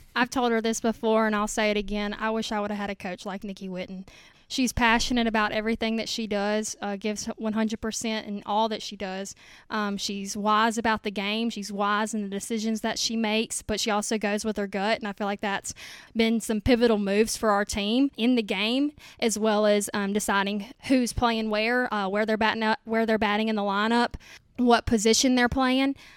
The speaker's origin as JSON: {"language": "English", "town": "Nanih Waiya", "region": "Mississippi", "country": "United States", "moved": "as an adult", "lives_now": "Hernando, United States", "said": "I'm from Nanawoya, Mississippi"}